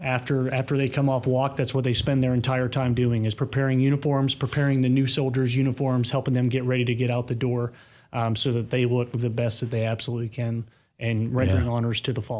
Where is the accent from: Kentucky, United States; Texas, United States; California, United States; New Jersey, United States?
Kentucky, United States; Bowling Green; So I consider myself from all over. So I was born in the North, raised in the South, and my family kind